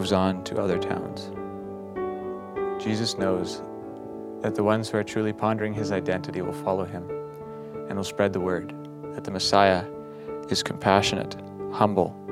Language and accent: English; Battleford, Saskatchewan, Canada; from Battleford, Saskatchewan.